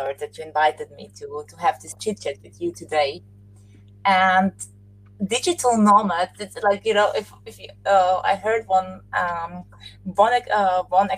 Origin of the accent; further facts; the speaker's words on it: Austria; moved away; I'm Austrian. I have a Serbian Slovakian background, so I'm from Europe